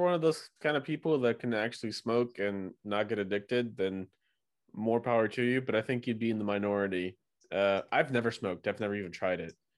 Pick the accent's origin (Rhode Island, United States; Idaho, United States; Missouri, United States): Missouri, United States; St. Louis; So I'm near from St. Louis, Missouri, but not small